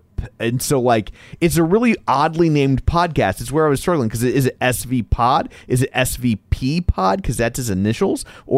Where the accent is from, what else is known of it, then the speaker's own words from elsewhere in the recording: St. Louis, Missouri, United States; We're from St. Louis.